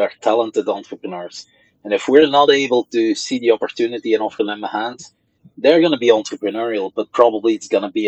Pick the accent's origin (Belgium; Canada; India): Belgium; Flanders; first language Dutch (Flemish); English is a second language; now in Brussels, Belgium; my mother tongue is Dutch, is Flemish